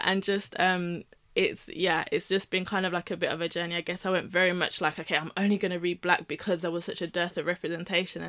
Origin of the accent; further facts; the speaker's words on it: United Kingdom; growing up in the UK, growing up in Britain